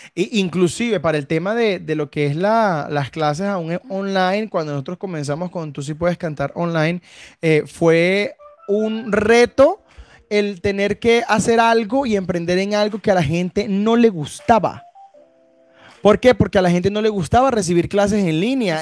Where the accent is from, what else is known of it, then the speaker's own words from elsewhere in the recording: Venezuela; now in Bucaramanga, Colombia; No somos ni colombianos ni santanderianos, somos venezolanos, pero debemos decir que eh, Colombia y específicamente Bucaramanga nos ha recibido muy, muy, bien.